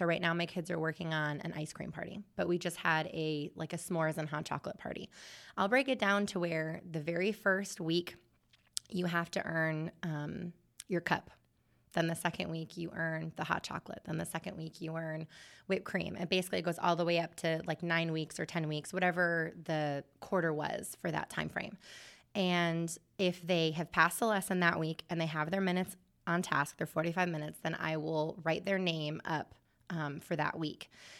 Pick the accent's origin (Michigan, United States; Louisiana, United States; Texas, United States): Michigan, United States; I'm from Michigan, so I should call it pop.